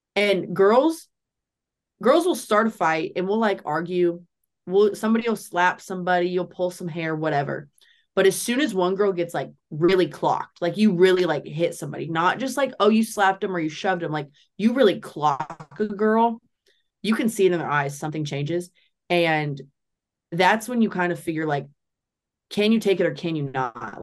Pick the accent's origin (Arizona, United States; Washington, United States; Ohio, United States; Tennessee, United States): Tennessee, United States; Nashville; From Nashville.